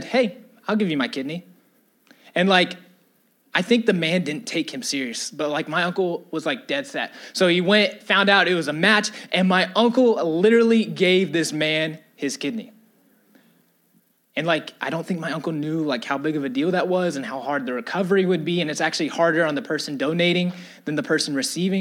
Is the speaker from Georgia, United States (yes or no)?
yes; Atlanta, Georgia, United States; I'm from Atlanta. I love my city.